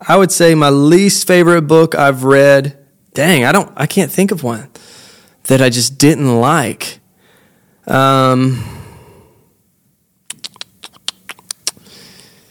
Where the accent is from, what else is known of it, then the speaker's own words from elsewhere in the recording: Jackson, Mississippi, United States; moved away as an adult; now in Millington, United States; I was born and raised in Mississippi, Mississippi boy down from the Jackson, Mississippi area.